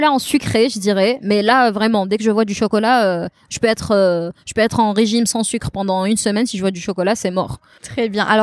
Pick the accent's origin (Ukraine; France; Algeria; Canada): Algeria; Beni Yenni, Tizi Ouzou Province; j'adore Benyani, c'est mon village natal. J'ai pas l'occasion d'y aller souvent.